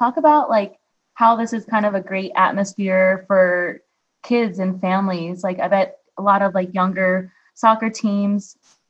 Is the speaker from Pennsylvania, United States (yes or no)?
yes; Harrisburg, Pennsylvania, United States; moved away; when I was like 10 years old, and I grew up in Harrisburg, Pennsylvania.